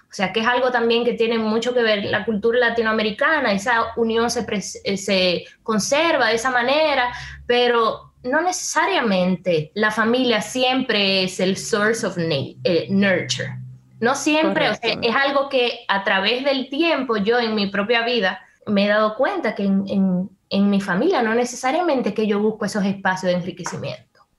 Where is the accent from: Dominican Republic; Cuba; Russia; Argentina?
Dominican Republic; para mí como dominicana